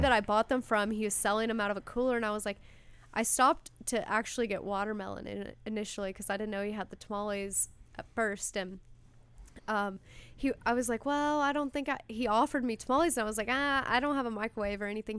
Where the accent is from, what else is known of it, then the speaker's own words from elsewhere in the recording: Louisville, Kentucky, United States; moved away; I grew up in Louisville, Kentucky